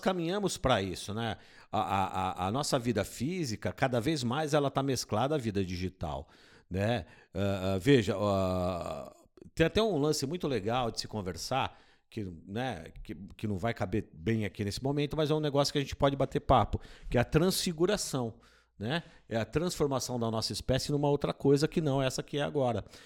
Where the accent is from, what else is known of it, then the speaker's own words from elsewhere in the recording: Brazil; nós somos brasileiros